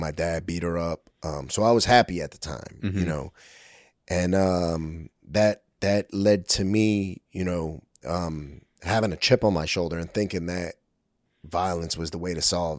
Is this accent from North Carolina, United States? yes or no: no; Brooklyn, New York, United States; So, I was born in 1980 in Brooklyn, New York, the Williamsburg area, the South Side, which at that time was Kensington before Kensington. It was an open air drug market.